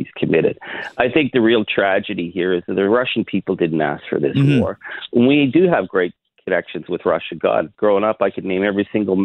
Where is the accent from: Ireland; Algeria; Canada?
Canada; as a Canadian